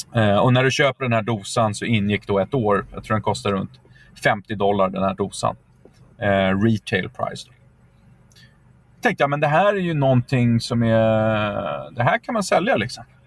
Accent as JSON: {"language": "Swedish", "country": "Sweden", "also_born_or_lived": "United States", "moved": "as an adult", "said": "som svensk"}